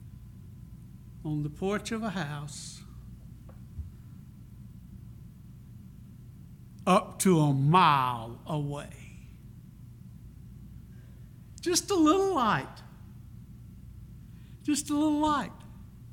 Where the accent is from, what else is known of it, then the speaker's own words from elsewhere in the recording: Prichard, Alabama, United States; also born or lived in Crichton, Mobile, Alabama; I was very fortunate to grow up in 8 Mile, northern part of Pritchard, Alabama. I tell people I was born in Pritchard, raised in Crichton